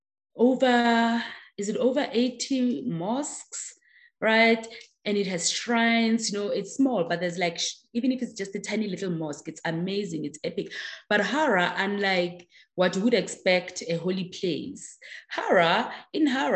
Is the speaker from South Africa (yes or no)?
yes; South Africa; first language Tswana; English is a second language; I can sing along in that language. So definitely I must be South African